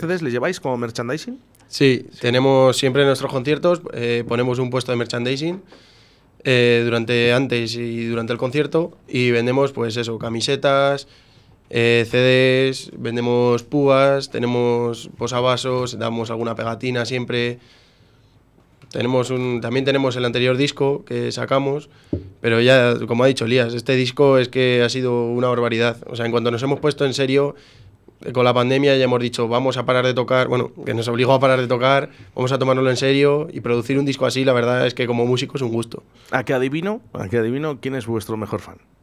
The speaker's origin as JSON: {"language": "Spanish", "town": "Coca", "region": "Castile and León", "country": "Spain", "moved": "as an adult", "lives_now": "Valencia, Spain", "said": "todos hemos salido de Coca, todos somos de Coca"}